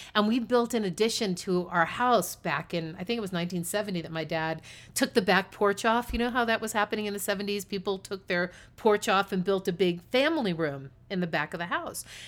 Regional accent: East Coast, United States; also born or lived in New York City; I grew up on the East Coast.

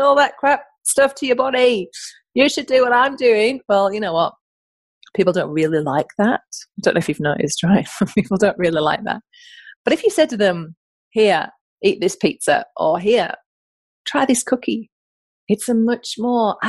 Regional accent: the north of England, United Kingdom; now in Australia; I'm from the north of England, in case you're wondering where my accent is from.

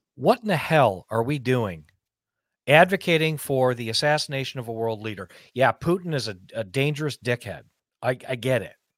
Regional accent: United States; as an American

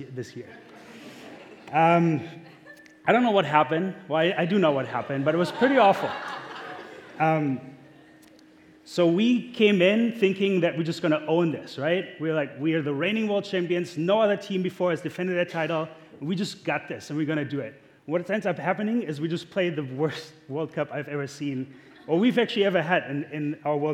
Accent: Germany; accent: German; now in United States; I'm German. I am. That's where my accent's from.

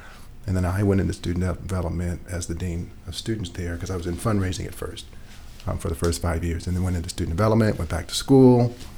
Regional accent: Los Angeles, California, United States; moved away as an adult; now in Grant County, United States; I actually born and raised in Los Angeles and thought I would live and die in Los Angeles, at least Southern California.

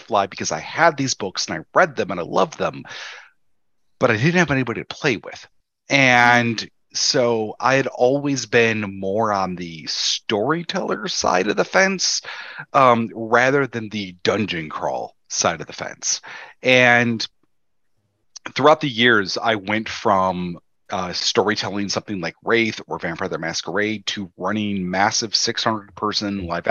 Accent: Chicago, Illinois, United States; I was raised Southside Catholic in Chicago

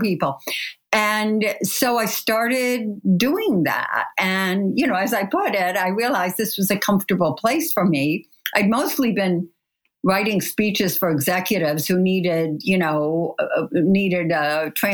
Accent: Kalamazoo, Michigan, United States; I grew up in Kalamazoo, Michigan

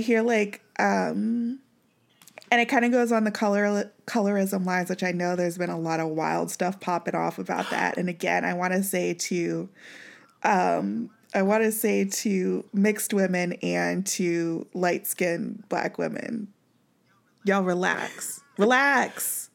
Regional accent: Kansas City, Missouri, United States; we grew up in Missouri

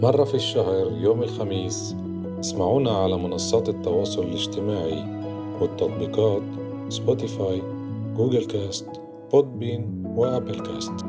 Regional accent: Palestine; إحنا بالآخر فلسطينيين أباً عن جد

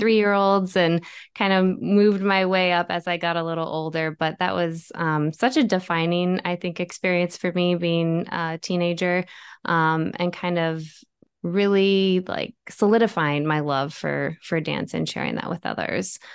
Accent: Bettendorf, Iowa, United States; moved away as an adult; now in Chicago, United States; I grew up in the Quad Cities, um, went to Bettendorf High School

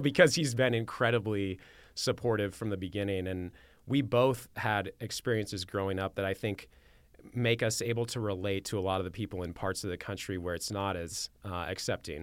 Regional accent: Manhattan Beach, California, United States; also born or lived in Torrance; born and raised in Southern California

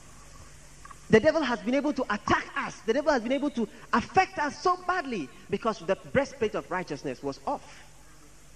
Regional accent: Accra, Greater Accra, Ghana; I'm from Jamestown.

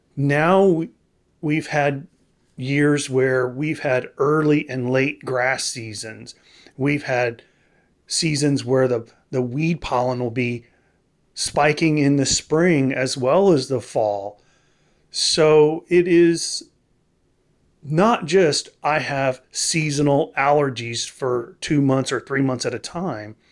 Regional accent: Texas, United States; now in Tennessee, United States; I grew up in Texas

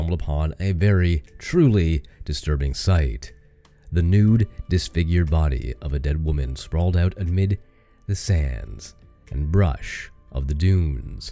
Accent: Canada; I'm from Canada

